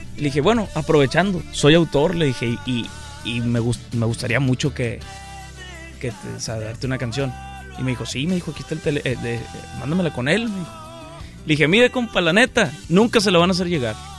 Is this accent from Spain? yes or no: no; Mexico; yo pues soy mexicano, no tengo papeles de acá